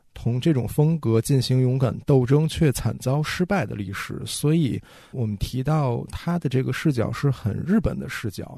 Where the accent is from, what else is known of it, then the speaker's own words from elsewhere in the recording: China; 作为中国人